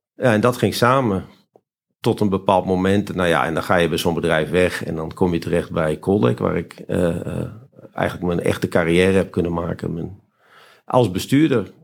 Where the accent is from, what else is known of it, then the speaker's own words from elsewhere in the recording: Friesland, Netherlands; ik ben geboren en getogen in Friesland